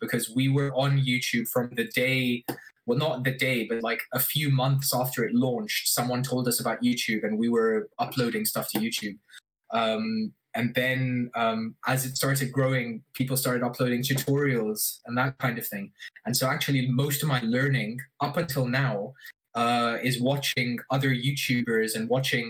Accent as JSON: {"language": "English", "region": "Abu Dhabi", "country": "United Arab Emirates", "tie": "born or raised there", "said": "I grew up in Abu Dhabi"}